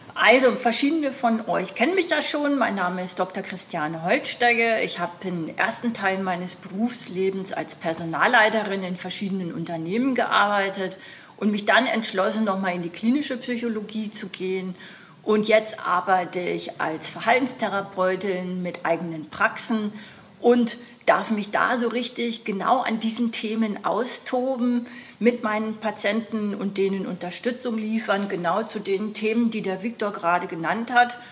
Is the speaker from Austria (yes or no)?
yes; Austria; ich komme aus Österreich